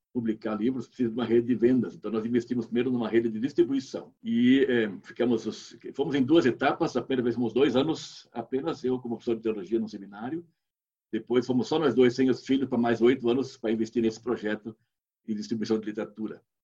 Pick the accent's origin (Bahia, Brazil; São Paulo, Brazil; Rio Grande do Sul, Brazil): Rio Grande do Sul, Brazil; moved away as an adult; also born or lived in Angola / South Africa; eu sou do Rio Grande do Sul, ela é do Paraná, somos aqui do sul do Brasil